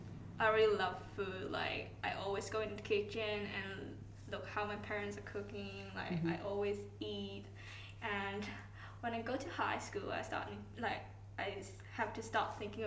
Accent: Hong Kong; moved away as an adult; now in Australia; I am from Hong Kong and I came over to Australia like 4 years ago to study this dietetic course.

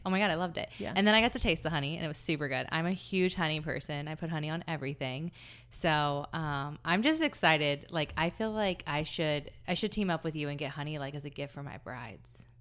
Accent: Southern Ohio, United States; now in Columbus, United States; I grew up in Southern Ohio where there were all these hills

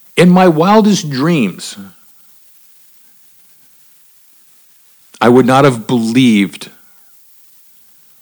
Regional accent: Miami, Florida, United States; I grew up in Miami in the 70s and 80s.

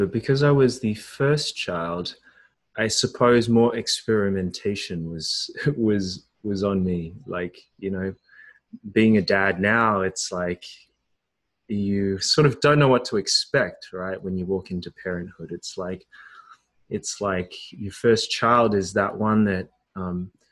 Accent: Australia; I was born in Australia to Chinese Hong Kong parents who were academics

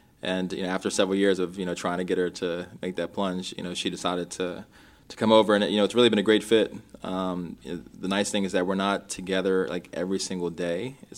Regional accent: Rockville, Maryland, United States; also born or lived in Minneapolis, Minnesota; I grew up in Rockville, Maryland. We, you know, moved to the East Coast. I was actually born in Minnesota. A lot of folks don't know that, and in Minneapolis, and moved to the East Coast when I was about 2 years old

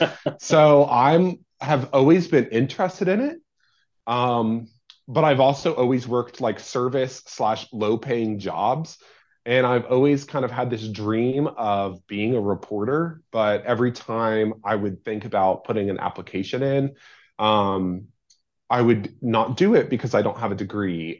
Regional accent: St. Albans, West Virginia, United States; moved away as an adult; now in Wheeling, United States; I'm from Saint Albans, West Virginia

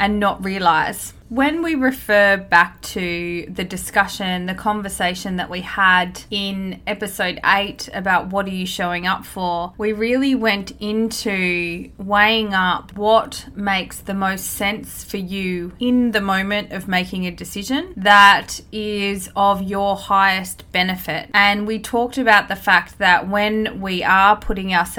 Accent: Australia; born or raised there

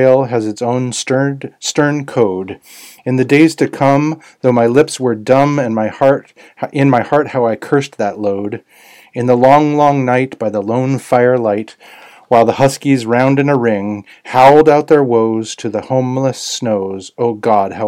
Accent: Anchorage, Alaska, United States; my childhood in Anchorage

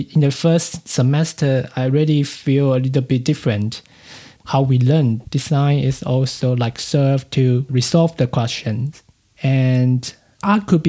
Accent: Taipei, Taiwan; English is a second language; moved away as an adult; now in Germany; I grew up in the Taipei City, what we call now New Taipei City, just around these two cities

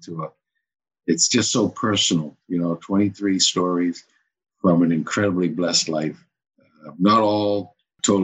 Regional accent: Cambridge, Massachusetts, United States; moved away as an adult; also born or lived in Potomac, Maryland / Florida; I was born and raised in Cambridge, okay, where I coached at the high school

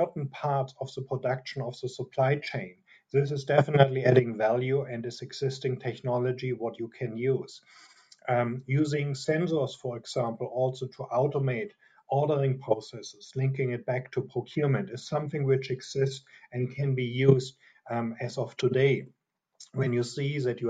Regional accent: Germany; accent: German; English is a second language; from my strong accent, I'm a German. I'm here in Europe, in Munich right now.

